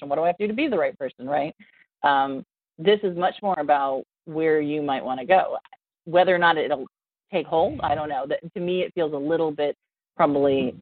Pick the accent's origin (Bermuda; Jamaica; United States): United States; Ohio; my poor home state